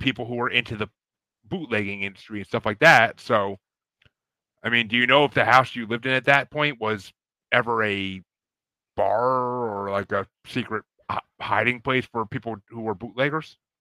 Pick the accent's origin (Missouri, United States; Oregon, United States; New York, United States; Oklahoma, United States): New York, United States; I'm from New York